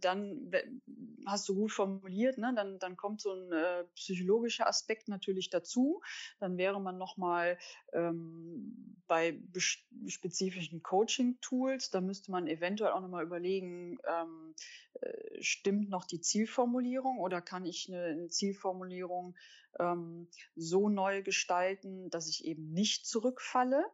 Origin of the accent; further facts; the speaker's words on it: Cologne, North Rhine-Westphalia, Germany